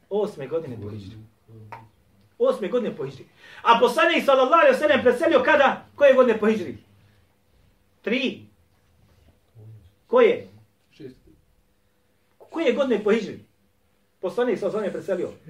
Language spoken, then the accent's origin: Croatian; Bosnia & Herzegovina; Kod nas u Bosni i Hercegovini u većini džamija uči šta traka ili CD ili kompjuter kako su već sproveli.